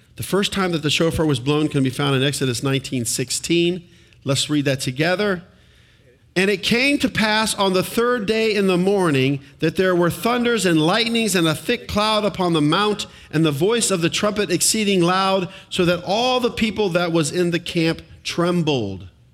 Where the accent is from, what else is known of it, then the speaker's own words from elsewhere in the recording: United States; being an American citizen